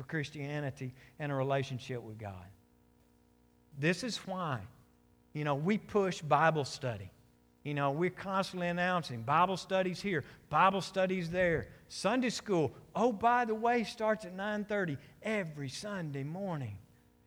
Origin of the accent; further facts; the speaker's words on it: United States